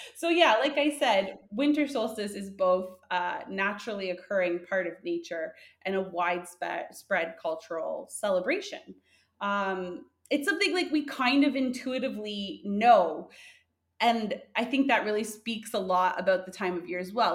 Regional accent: Canada; we're both from Canada.

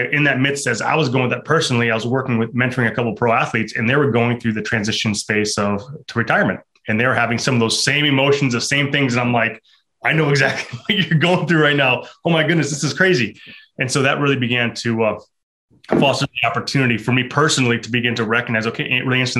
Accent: Midwest, United States; moved away as an adult; also born or lived in Ohio; now in North Carolina, United States; I'm actually from the Midwest, now live on the East Coast.

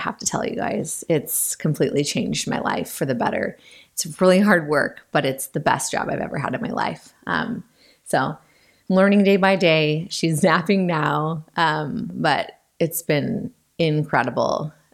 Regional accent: Western Washington, United States; I grew up in Western Washington. I've lived here my whole life

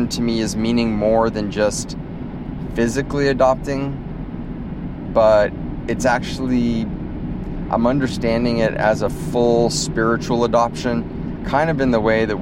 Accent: United States; moved away; also born or lived in Africa; I grew up in the States and grew up down by the Mexican border in a very Hispanic culture

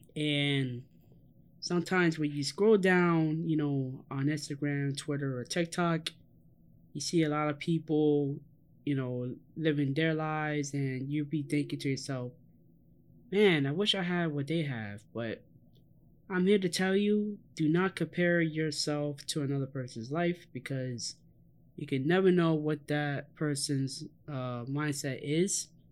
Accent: New York City, New York, United States; Growing up in the South Bronx, literally in the shadows in Yankee Stadium

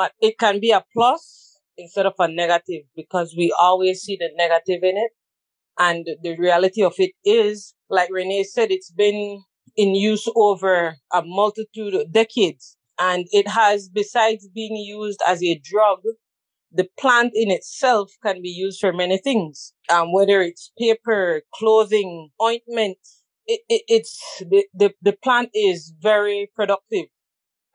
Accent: Belize; now in United States; I'm originally from Belize. I'm currently in the U.S.

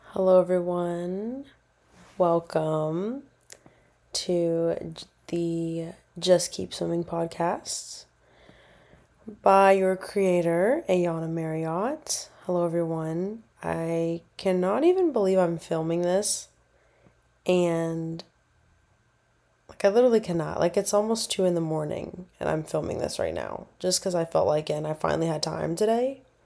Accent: Nebraska, United States; moved away; I'm originally from Nebraska

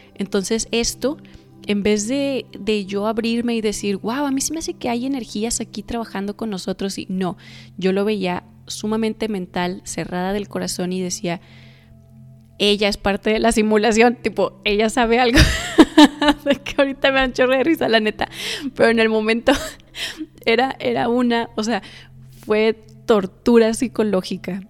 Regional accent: Torreón, Coahuila, Mexico; also born or lived in United States; yo soy de México, nací en Estados Unidos, pero soy, este, crecí en México. Soy mexicana, padres mexicanos. Vivo en el norte de México, en una ciudad que se llama Torreón.

